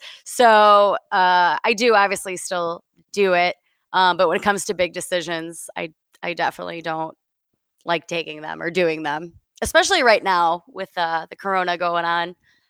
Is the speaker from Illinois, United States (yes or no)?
yes; Chicago, Illinois, United States; I am a wedding photographer, and I am from Chicago, Illinois.